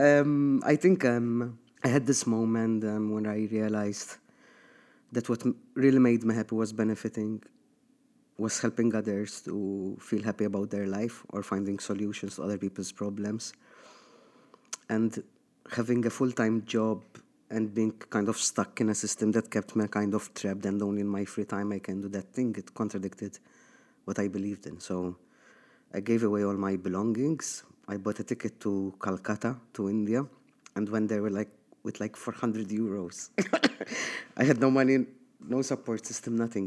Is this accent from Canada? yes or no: no; Malta; moved away as an adult; I got raised here in Malta